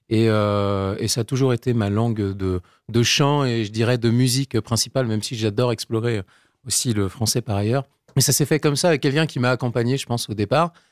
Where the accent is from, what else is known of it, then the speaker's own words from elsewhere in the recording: near Pontivy, central Brittany, France; dans mon bled à Pontivy en centre-Bretagne. Enfin, Pontivy, c'est la grande ville. Moi, j'habitais pas j'étais vraiment dans, en dans un tout petit bled.